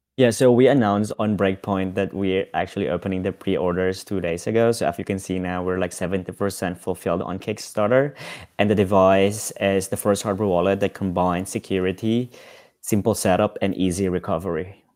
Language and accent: English; Philippines; now in Amsterdam, Netherlands; so I live in Amsterdam, I'm from the Philippines